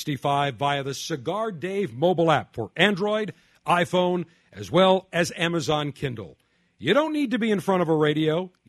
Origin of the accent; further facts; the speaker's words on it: Buffalo, New York, United States; now in Tampa, United States; my hometown of Buffalo, specifically South Buffalo